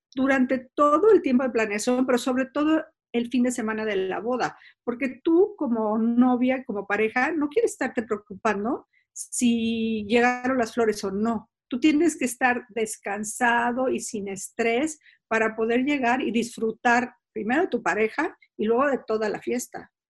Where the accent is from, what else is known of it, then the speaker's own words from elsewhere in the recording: San Miguel de Allende, Guanajuato, Mexico; moved away as an adult; decidí que quería regresar a San Miguel Allende, donde es mi pueblo